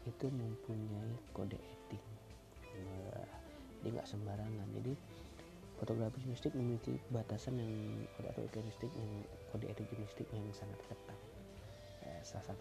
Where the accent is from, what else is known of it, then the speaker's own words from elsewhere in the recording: Tanjung Barat, Jambi, Indonesia; pengen membahas tentang kuliner deh yang ada di Indonesia khususnya di daerah gue di Tanjung Barat Provinsi Jambi